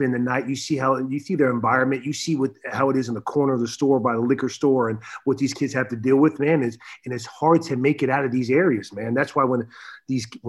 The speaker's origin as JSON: {"language": "English", "town": "San Diego", "region": "California", "country": "United States", "tie": "born or raised there", "also_born_or_lived": "Boston", "moved": "as an adult", "lives_now": "Los Angeles, United States", "said": "growing up in San Diego"}